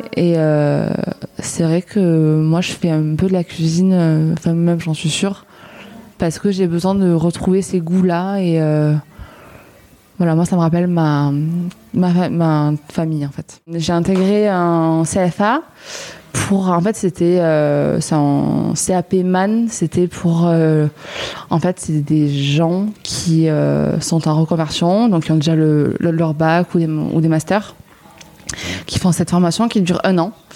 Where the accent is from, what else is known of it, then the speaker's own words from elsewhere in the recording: Lourdes, Occitania, France; moved away as an adult; also born or lived in Nîmes; now in Marseille, France; je viens de Lourdes, dans les Hautes-Pyrénées